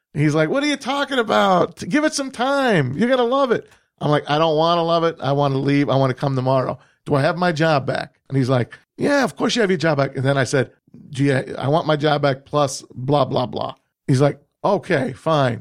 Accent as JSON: {"language": "English", "region": "New Jersey", "country": "United States", "tie": "born or raised there", "moved": "as an adult", "lives_now": "Michigan, United States", "said": "I came from New Jersey, born and bra-, born and raised there, and came to Michigan"}